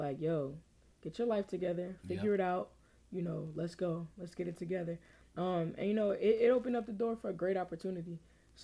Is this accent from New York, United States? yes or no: no; South Plainfield, New Jersey, United States; moved away as an adult; I'm coming from South Plainfield